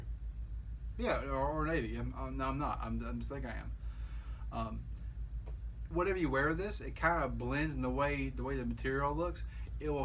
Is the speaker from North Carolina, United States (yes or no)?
no; Alabama, United States; I'm just from Alabama